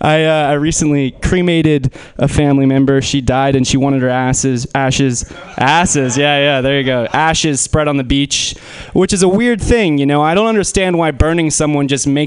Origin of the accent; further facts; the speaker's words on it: Menlo Park, California, United States; I grew up in Menlo Park